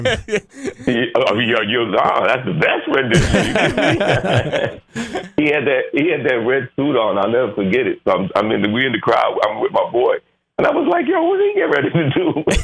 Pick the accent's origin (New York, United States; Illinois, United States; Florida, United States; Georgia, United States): New York, United States; New York City; also born or lived in Bronx / Queens; we're originally from New York, New York City